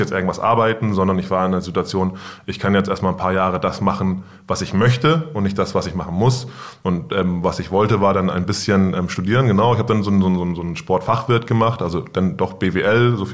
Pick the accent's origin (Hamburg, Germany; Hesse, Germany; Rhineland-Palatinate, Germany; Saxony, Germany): Hamburg, Germany; Ich komme aus Wilhelmsburg, ich bin dort aufgewachsen und deswegen glaube ich, habe ich so ein gewisses Verständnis für den Stadtteil